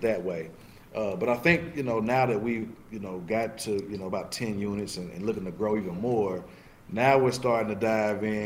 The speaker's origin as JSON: {"language": "English", "region": "the South", "country": "United States", "tie": "born or raised there", "said": "growing up in the South"}